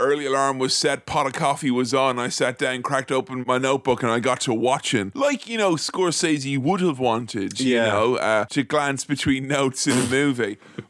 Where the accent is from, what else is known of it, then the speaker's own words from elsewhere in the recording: Ireland; I am Irish